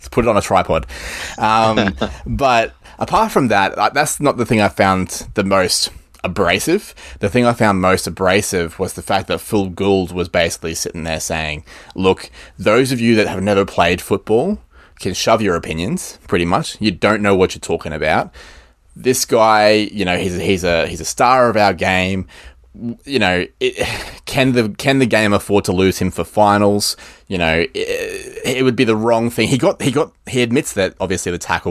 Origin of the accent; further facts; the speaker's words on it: Queensland, Australia; I'm a Queenslander